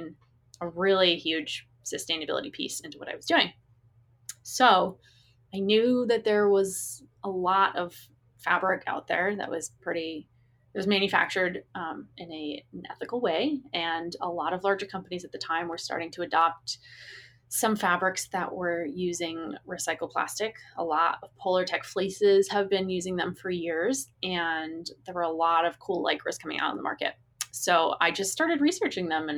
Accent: Massachusetts outside of Boston, United States; I grew up in Massachusetts outside of Boston

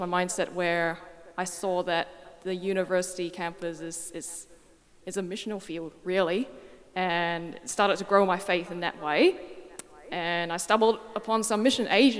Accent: Perth, Western Australia, Australia; accent: mixed; also born or lived in Singapore; I was born in Singapore and came to Perth when I was 8 years old. So that may explain why my accent's a little bit mixed.

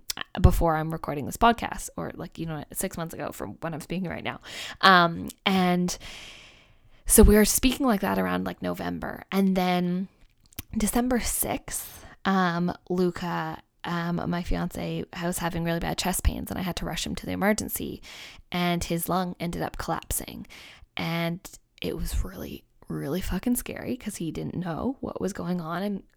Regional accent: Canada; I say, I'm Canadian, he's Australian.

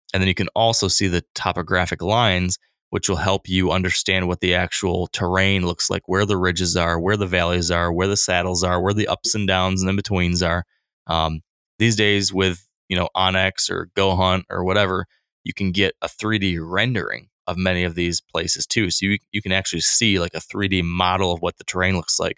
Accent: Michigan, United States; My home state of Michigan

